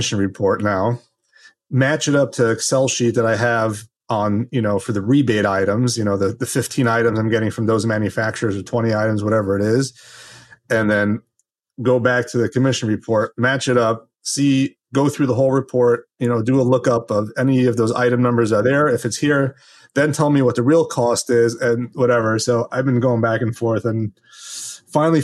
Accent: Los Angeles, California, United States; now in New Jersey, United States; I grew up in Los Angeles

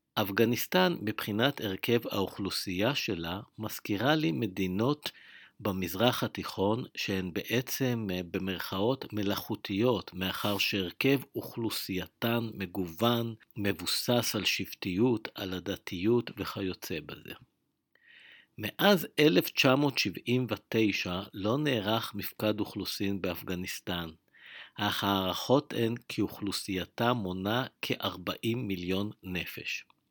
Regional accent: Israel

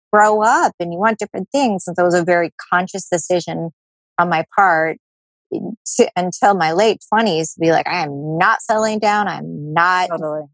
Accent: San Diego, California, United States; I'm from San Diego

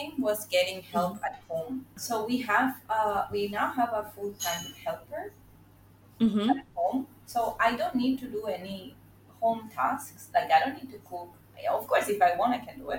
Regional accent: Venezuela; now in Singapore; I'm from Venezuela, but currently living in Singapore

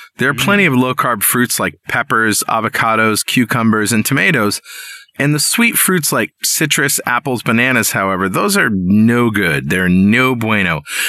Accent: New London, Connecticut, United States; in New London, Connecticut, my hometown.

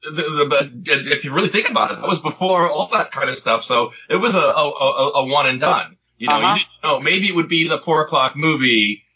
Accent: Martha's Vineyard, Massachusetts, United States; growing up in New England, because they shot all of Jaws in Martha's Vineyard where I grew up

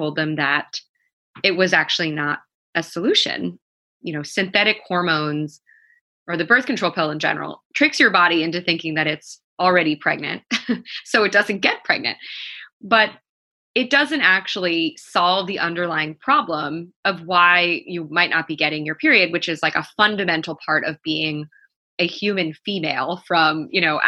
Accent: New York, United States; also born or lived in Baltimore; because I'm from New York, when I was home in New York for that summer

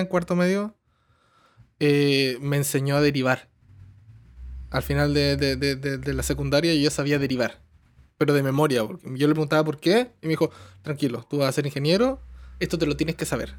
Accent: southern Chile, Chile; moved away as an adult; also born or lived in Santiago, Chile; now in Toronto, Canada; Yo vengo de un pueblo chico, en el sur de Chile, y me fui a Santiago

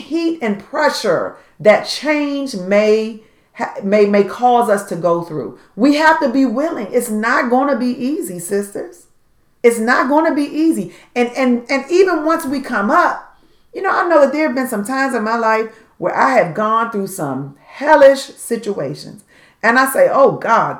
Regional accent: Washington, District of Columbia, United States; growing up in Southeast Washington, D.C.

